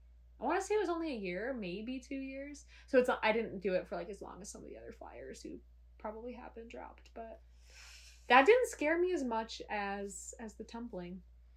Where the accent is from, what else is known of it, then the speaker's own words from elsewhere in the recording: Muskegon, Michigan, United States; moved away; I grew up on Lake Michigan.